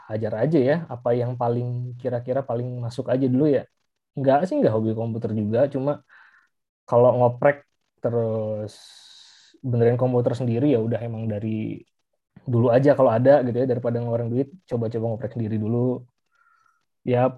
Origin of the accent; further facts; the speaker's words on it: Bandung, West Java, Indonesia; Saya dari kecil SMA kuliah di Bandung, Eh, sekarang kerja sih biasanya di Jakarta sebagai eh, IT ya, guru IT.